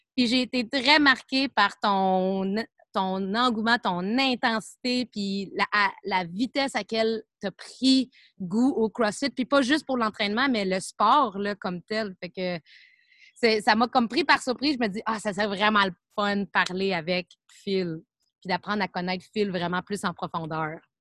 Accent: Montreal, Quebec, Canada; je viens de Montréal

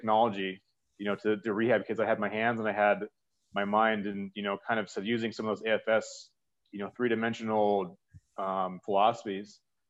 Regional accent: the Bay Area, California, United States; moved away; I grew up in the Bay Area. So it's kind of like, you know, hometown team

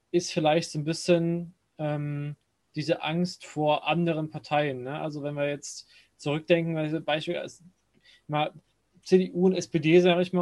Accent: Chemnitz, Saxony, Germany; ich selber bin ja, äh, bin ja, bin ja Sachse, ähm, also Chemnitz da genau genommen

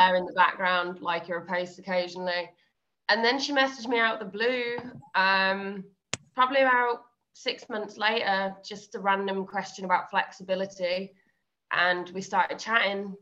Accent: Worcester, West Midlands, United Kingdom; I'm originally from Worcester

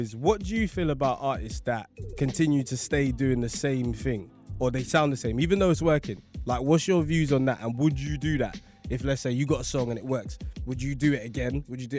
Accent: London, United Kingdom; I'm from South.

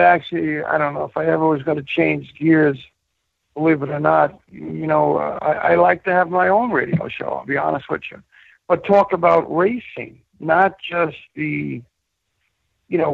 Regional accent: New York City, New York, United States; also born or lived in Williamsburg, Brooklyn; We moved to Queens when I was 6 years old. My high school was John Adams, which was right next to Aqueduct

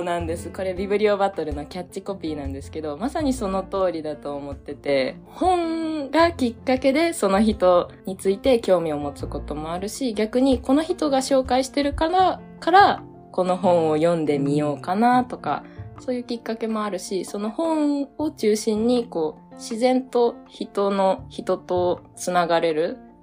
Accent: Kansai, Japan; moved away as an adult; now in Hiroshima, Japan; 出身は関西の方なんですけど

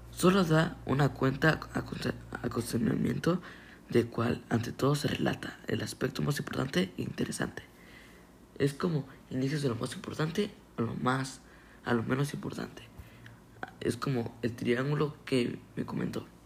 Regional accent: Mexico; Soy un estudiante del, Weston. Apenas voy en zona secundaria. Soy de México.

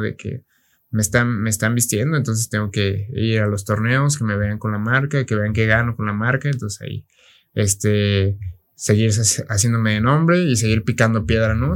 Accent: Mexico; Yo soy, pues, soy mexicano

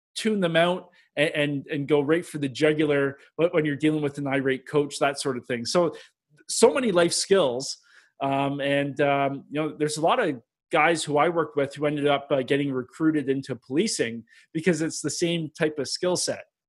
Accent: Milton, Ontario, Canada; I'm Canadian.

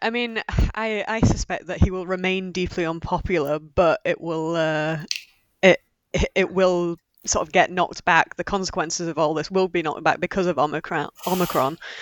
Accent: Yorkshire and the Humber, United Kingdom; we're both from Yorkshire

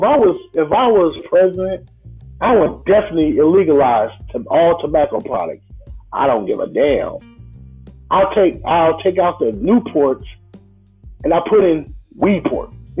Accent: Illinois, United States; I'm from Illinois.

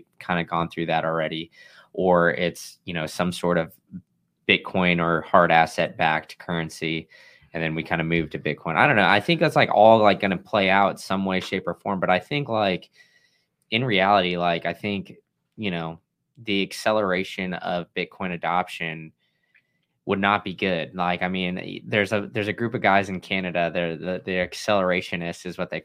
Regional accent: Austin, Texas, United States; I grew up in Austin, Texas.

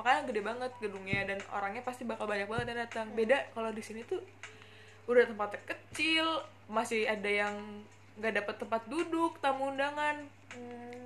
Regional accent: Bekasi, West Java, Indonesia; moved away as an adult; now in Semarang, Indonesia; gue dari Bekasi planet Bekasi tercinta

